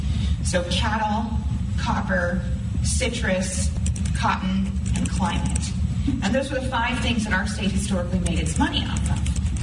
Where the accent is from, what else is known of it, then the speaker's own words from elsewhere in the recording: Tucson, Arizona, United States; You know, my state, I was born and raised in Arizona, born and raised in Tucson, near the border.